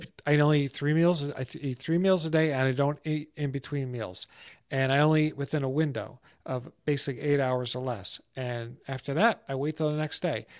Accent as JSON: {"language": "English", "region": "New Jersey", "country": "United States", "tie": "born or raised there", "also_born_or_lived": "Florida", "moved": "as an adult", "said": "Growing up in New Jersey and a neighborhood I grew up"}